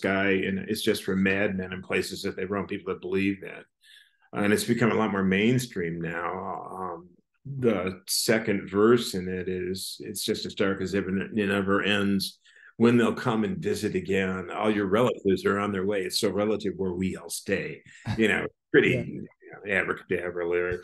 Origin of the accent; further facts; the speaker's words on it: Laguna Beach, California, United States; moved away; also born or lived in Michigan; I grew up in Laguna Beach till a certain age